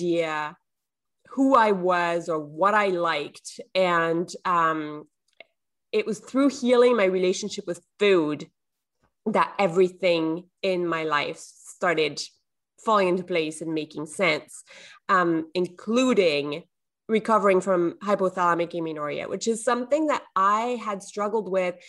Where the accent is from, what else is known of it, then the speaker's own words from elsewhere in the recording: southern France, France; English is a second language; now in Canada; I'm from the south of France originally, but I live in Canada now